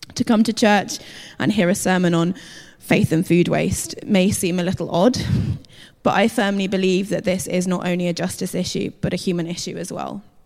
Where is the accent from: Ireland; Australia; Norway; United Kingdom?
United Kingdom; we're British